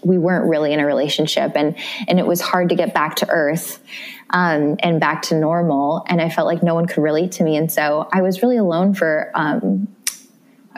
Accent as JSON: {"language": "English", "region": "Midwest", "country": "United States", "tie": "born or raised there", "moved": "yes", "lives_now": "New York City, United States", "said": "I grew up in the Midwest and I'm a small town girl"}